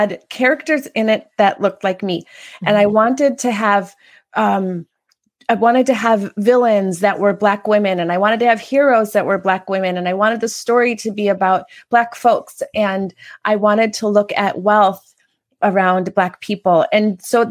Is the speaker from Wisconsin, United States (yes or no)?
yes; Kenosha, Wisconsin, United States; also born or lived in New York / Los Angeles / Chicago / Prague; now in Chandler, United States; I'm from Wisconsin, Kenosha, Wisconsin